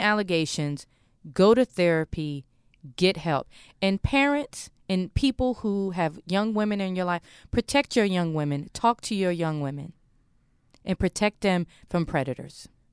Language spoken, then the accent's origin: English; Maryland, United States; I'm from Maryland